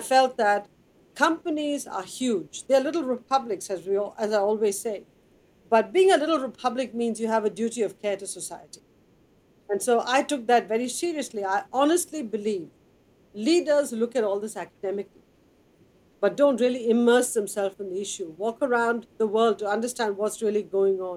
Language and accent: English; Chennai, Tamil Nadu, India; moved away; I grew up in Madras in India, which is water distressed.